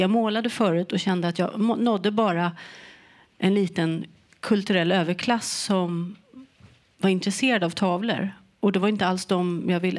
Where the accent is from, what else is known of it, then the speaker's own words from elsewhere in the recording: Sweden; jag var ju svensk